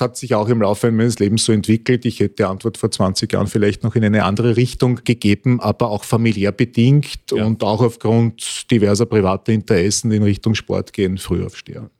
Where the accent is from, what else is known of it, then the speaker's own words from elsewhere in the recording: Vienna, Austria; ich bin auch ein begeisterter Wiener